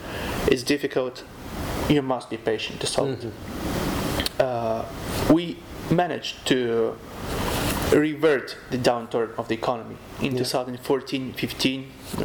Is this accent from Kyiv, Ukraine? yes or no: yes; Kyiv, Ukraine; also born or lived in Italy / Czech Republic; I'm from Kyiv, okay. The capital city. I was born in Kyiv. This is my native city. I love it a lot.